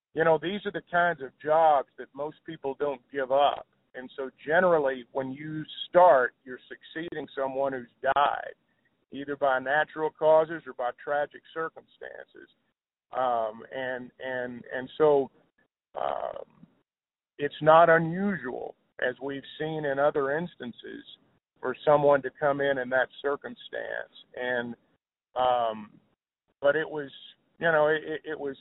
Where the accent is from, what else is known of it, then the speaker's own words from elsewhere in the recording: Clarksville, Arkansas, United States; I grew up in Arkansas, and I worked at the radio station in Clarksville when I was 16 years old